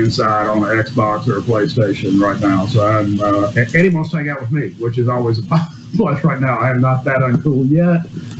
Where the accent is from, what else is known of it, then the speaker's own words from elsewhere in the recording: South Mississippi, United States; I grew up down in Mary Walker Marina when I was a very, very small child, fishing out of there, dove hunts, you know, all over Friends Fields in South Mississippi.